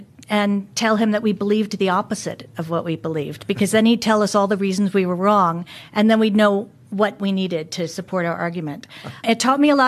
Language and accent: English; United States; accent: American; moved away as an adult; also born or lived in Australia / Germany / United Kingdom; I'm an American, obviously, from my accent, but I haven't lived there in 25 years.